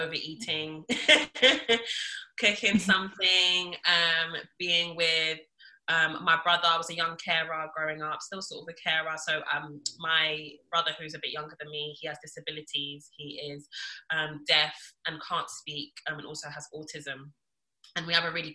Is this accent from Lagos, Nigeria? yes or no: yes; Lagos, Nigeria; I was born in Lagos.